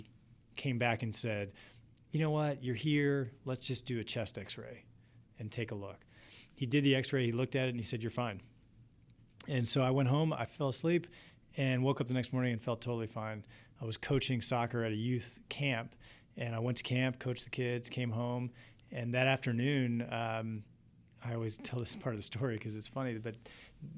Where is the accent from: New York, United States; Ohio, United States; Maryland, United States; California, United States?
Maryland, United States; East Coast, between Baltimore and Washington; moved away as an adult; also born or lived in Providence, Rhode Island; now in Columbus, United States; I grew up on the East Coast, right between Baltimore and Washington